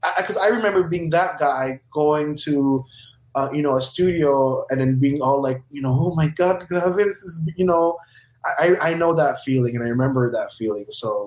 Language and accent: English; Philippines; like a musician like me, I'm a Filipino musician, just continue your dreams.